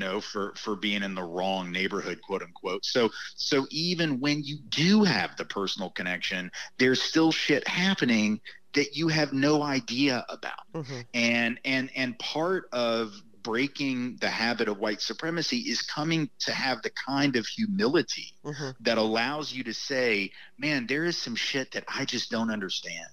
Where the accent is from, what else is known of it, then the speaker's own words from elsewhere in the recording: the South, United States; as a Southerner